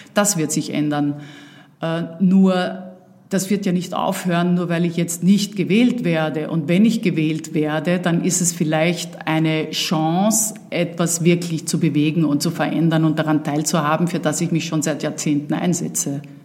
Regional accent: Vienna, Austria; moved away; also born or lived in Uckermark, Germany; dass ich natürlich in Wien aufgewachsen bin und hier meine Kindheit und Jugend verbracht habe

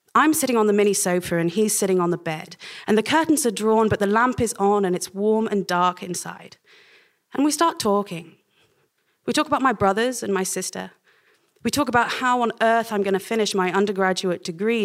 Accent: Oxford, South East England, United Kingdom; also born or lived in Cambridge; my growing up in Oxford

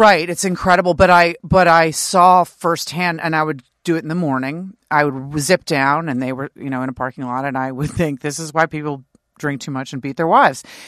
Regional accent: New York City, New York, United States; moved away as an adult; now in Washington, D.C., United States; I grew up in New York City

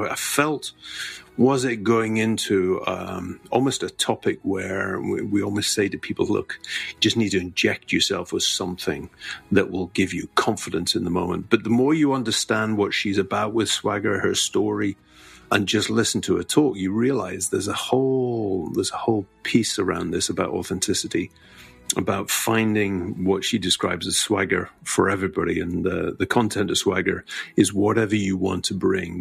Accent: Scotland, United Kingdom; as a Scotsman

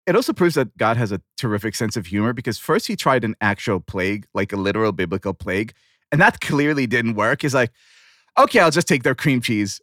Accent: Tel Aviv, Tel Aviv District, Israel; born or raised there

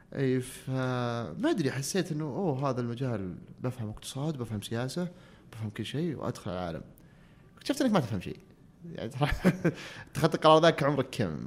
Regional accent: Abha, Asir, Saudi Arabia; also born or lived in Riyadh / United States; انا كنت في الصيف في ابها انا في القريه قريتنا وين في السوده

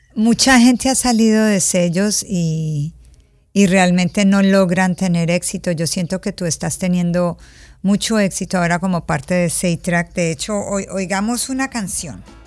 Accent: Colombia; yo crecí en Colombia

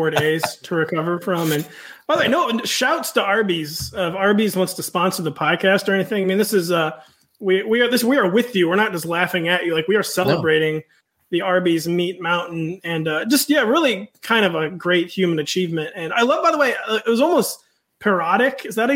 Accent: Midwest, United States; As a Midwesterner

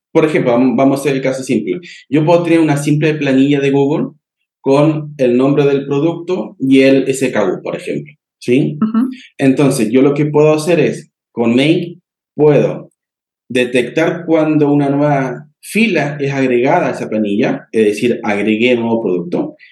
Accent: Argentina; now in Santiago, Chile; yo estoy ubicado en Santiago de Chile, soy argentino, pero estoy aquí

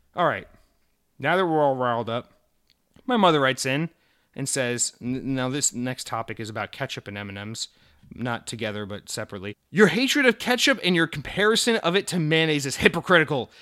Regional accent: Georgia, United States; moved away as an adult; I moved from Georgia.

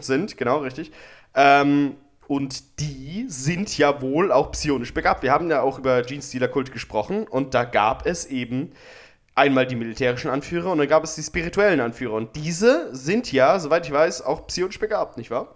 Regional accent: Germany; Ich bin aus Deutschland

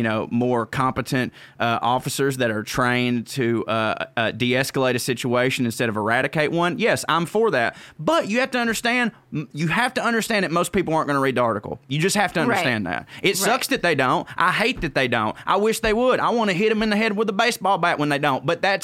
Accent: the South, United States; accent: Southern; because woe is me, little southern white man or whatever, but like anytime, you know, when people hear my accent

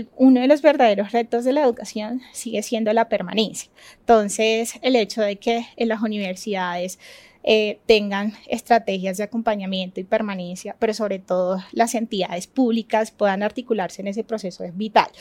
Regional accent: Chocó, Colombia; Yo soy del departamento del Chocó

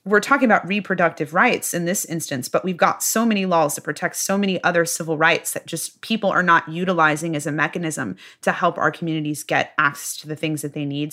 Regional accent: Midwest, United States; I'm from the Midwest, tried and true Midwesterner. Uh, my whole family's from the Midwest

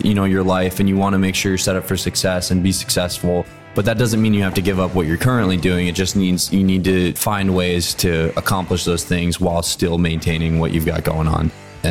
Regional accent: Pennsylvania, United States; moved away as an adult; also born or lived in San Diego; So I grew up in Pennsylvania.

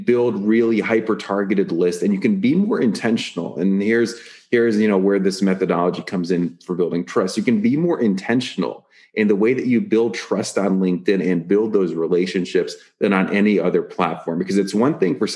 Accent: Atlanta, Georgia, United States; I grew up immigrant family and we spoke Russian and I grew up in Atlanta.

